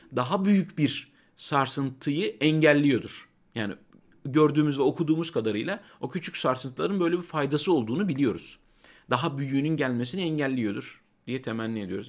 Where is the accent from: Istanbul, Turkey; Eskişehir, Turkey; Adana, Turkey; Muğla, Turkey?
Adana, Turkey; Kozan; moved away; ben Çukurovalıyım. Yani benim çocukluğumda portakal bahçesi olan yerler